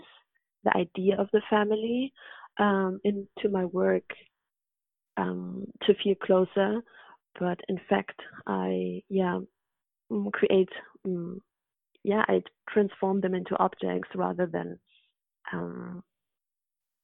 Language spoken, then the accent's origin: English; Hamburg, Germany; also born or lived in Afghanistan / London; now in Berlin, Germany; in Hamburg, in my hometown where I grew up.